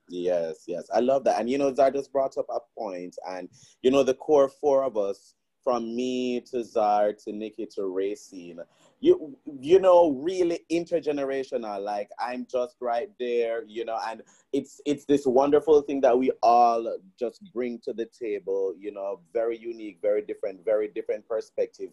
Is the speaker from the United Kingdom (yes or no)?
no; Jamaica; moved away as an adult; now in Washington, D.C., United States; growing up in Jamaica